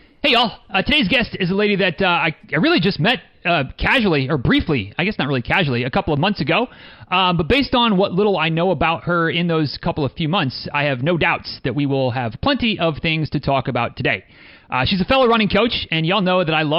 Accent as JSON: {"language": "English", "region": "Midwest", "country": "United States", "said": "I'm from the Midwest, so it's pop, not soda"}